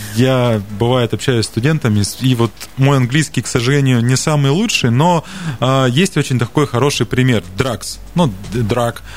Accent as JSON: {"language": "Russian", "region": "Siberia", "country": "Russia", "said": "как любой сибиряк"}